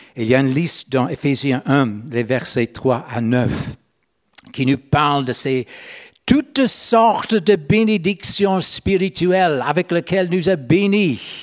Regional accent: Northern Ireland, United Kingdom; French is a second language; moved away as an adult; Moi, je suis né en Irlande du Nord. Mais à l'âge de 30 ans, j'ai changé de juridiction. J'ai allé dans la République de l'Irlande

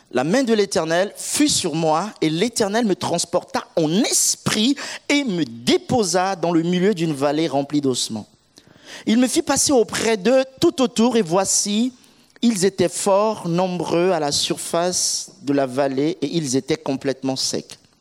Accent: Central African Republic; now in Orléans, France; Je suis euh, originaire de la République centrafricaine

